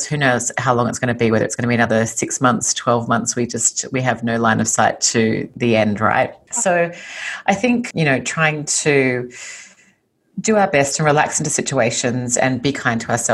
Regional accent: Sydney, New South Wales, Australia; accent: Australian; moved away as an adult; now in Los Angeles, United States; So you might hear from my accent that I'm originally Australian. I was born and raised in Sydney, Australia

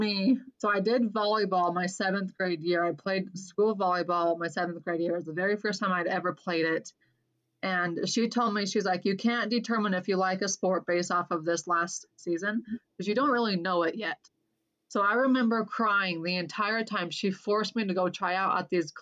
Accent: Clinton, Utah, United States; also born or lived in Cache Valley, Utah / Portland, Oregon; I grew up in Clinton. The funny thing is I grew up in the exact same house I currently live in. My parents bought this house brand new I was 8 years old. We moved from Cache Valley to Davis County.

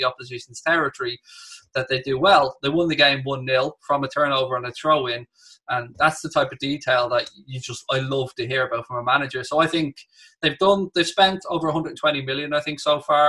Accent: Ireland; being Irish

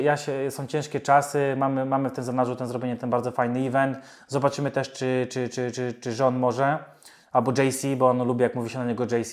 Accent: Poland; moved away as an adult; now in United Kingdom; jestem nauczony jako Polak z krwi i kości, bo mogę mieszkać w UK 100 lat, ja zawsze będę y, Polakiem

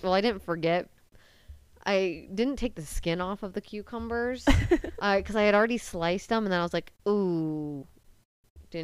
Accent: Medina, Ohio, United States; we're in my hometown

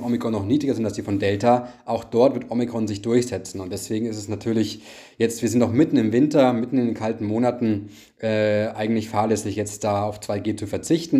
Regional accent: Bavaria, Germany; ich komme ja auch selbst aus Bayern

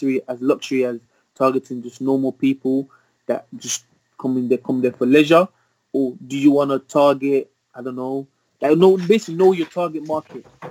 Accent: Birmingham, West Midlands, United Kingdom; also born or lived in Nottingham; I'm from Birmingham

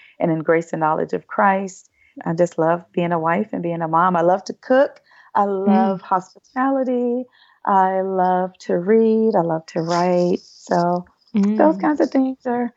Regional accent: North Carolina, United States; moved away as an adult; also born or lived in Cayman Islands; now in Washington, D.C., United States; I'm a North Carolina girl

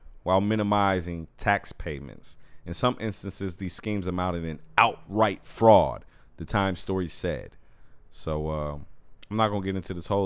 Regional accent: Illinois, United States; I'm from Illinois

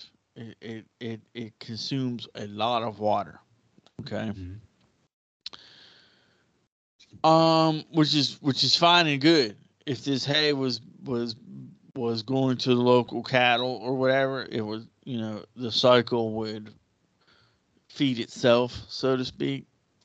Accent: United States; As an American

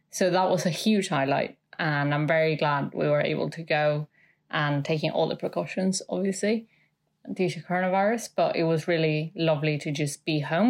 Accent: Mexico City, Mexico; now in United Kingdom; I'm from Mexico City.

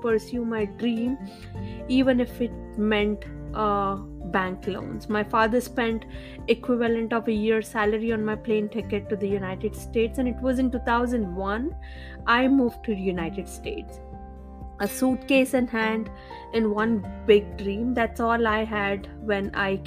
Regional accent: India; I grew up in India in a small town without much access to technology.

